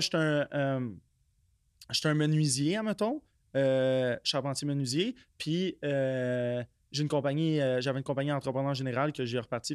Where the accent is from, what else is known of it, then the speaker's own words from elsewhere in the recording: Quebec, Canada; also born or lived in Blainville; Je suis né au Québec